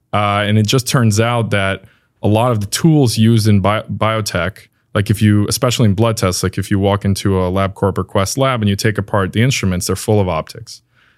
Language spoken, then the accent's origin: English; New York, United States; So I've kind of lived around different places because of this. I'm originally from New York.